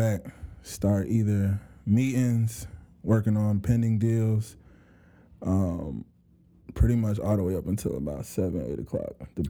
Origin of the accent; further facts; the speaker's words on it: Clayton County, Georgia, United States; I grew up in Georgia for the most part of my life. Grew up in Clayton County